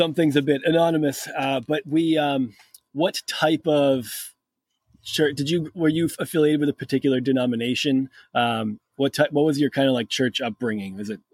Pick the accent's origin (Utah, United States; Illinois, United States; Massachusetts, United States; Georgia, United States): Massachusetts, United States; I'm from Massachusetts and New England was pretty heavily Catholic area